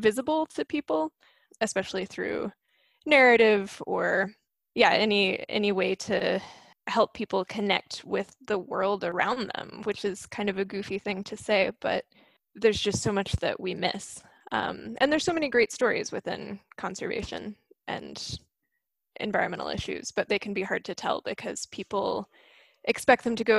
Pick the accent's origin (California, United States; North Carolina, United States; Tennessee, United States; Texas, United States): Tennessee, United States; Maryville; moved away as an adult; now in Seattle, United States; I grew up in Maryville, right next to the Smoky Mountains.